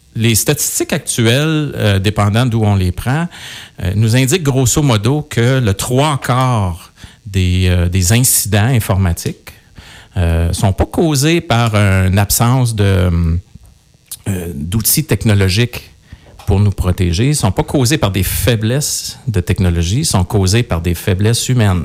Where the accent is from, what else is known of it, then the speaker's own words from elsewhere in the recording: Coaticook, Quebec, Canada; je, suis quelqu'un de, de Quaticook. Je suis né euh, à Quaticook